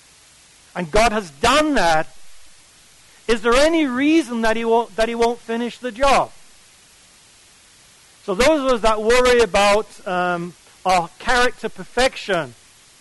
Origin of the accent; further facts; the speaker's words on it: England, United Kingdom; I come from England